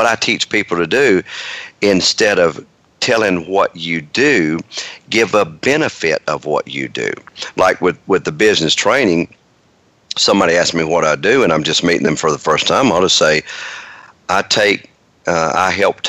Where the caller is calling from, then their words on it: Marietta, Georgia, United States; I am in Marietta, Georgia.